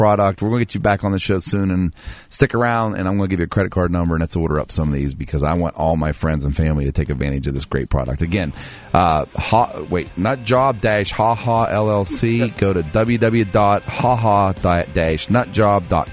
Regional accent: Martins Ferry, Ohio, United States; my hometown

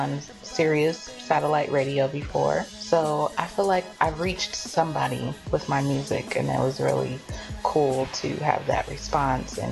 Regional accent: Oakland, California, United States; now in Atlanta, United States; I'm originally from California, Oakland, California

